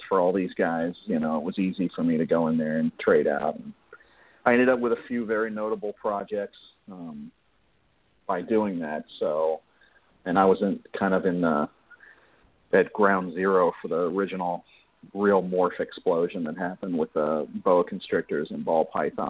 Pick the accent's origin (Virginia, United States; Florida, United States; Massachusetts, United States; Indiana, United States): Florida, United States; Miami; I grew up in Miami